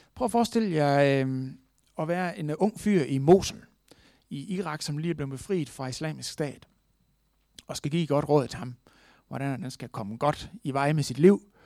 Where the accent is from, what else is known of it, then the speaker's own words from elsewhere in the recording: Denmark; vi er født i Danmark